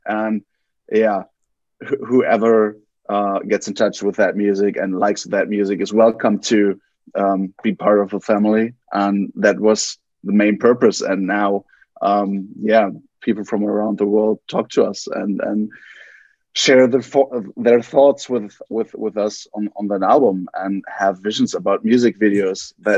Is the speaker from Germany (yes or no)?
yes; Essen, North Rhine-Westphalia, Germany; English is a second language; We're from Germany, from a small town in Essen, and we feel very flattered to be on the big screen now